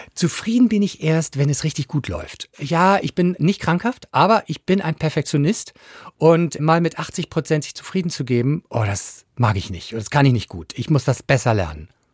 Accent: Schleswig-Holstein, Germany; Ich bin ja Holsteiner

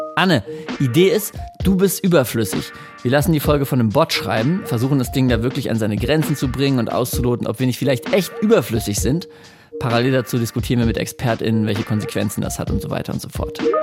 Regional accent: Germany; bei uns in Deutschland

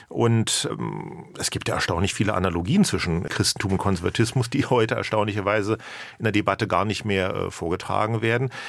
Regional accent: Berlin, Germany; ich bin ja auch Berliner, bin also wieder nach Berlin zurückgekehrt

